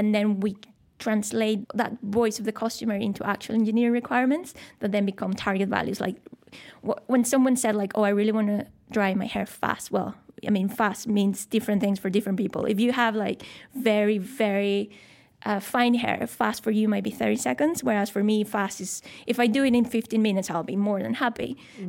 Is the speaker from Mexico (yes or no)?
yes; Mexico; moved away as an adult; also born or lived in Scotland / Malmesbury, England; now in Shanghai, China; I'm from Mexico, born and raised. My whole family's there.